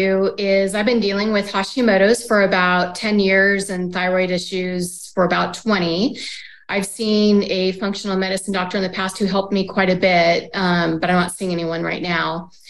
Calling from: Reno, Nevada, United States; I'm calling in from Reno, Nevada.

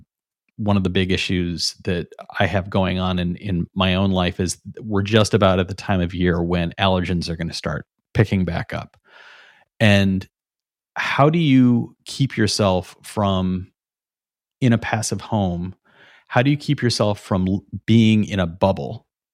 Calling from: Brooklyn, New York, United States; You know, I'm talking from Brooklyn, New York.

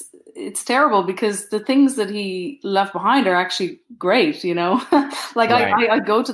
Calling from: Pittsburgh, Pennsylvania, United States; also born or lived in Brooklyn; I'm in Pittsburgh.

